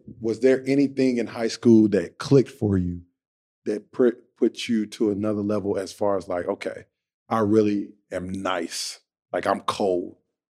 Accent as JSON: {"language": "English", "town": "Greensboro", "region": "North Carolina", "country": "United States", "said": "I'm from Greensboro. I'm driving up the road."}